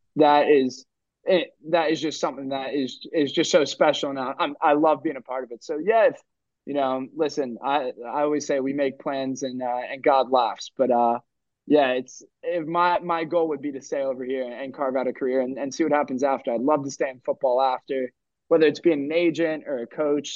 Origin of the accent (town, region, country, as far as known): New Jersey, United States; moved away as an adult; now in Maidstone, United Kingdom